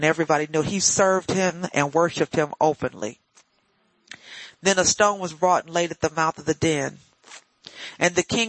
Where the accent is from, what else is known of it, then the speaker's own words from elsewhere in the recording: United States; See, I'm black. I'm African American. I don't know what I'm supposed to call myself.